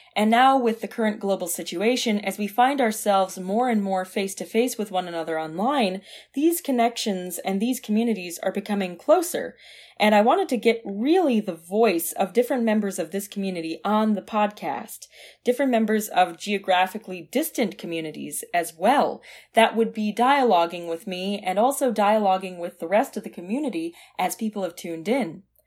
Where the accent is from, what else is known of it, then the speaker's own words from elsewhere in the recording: Dearborn, Michigan, United States; moved away; I grew up in Dearborn, Michigan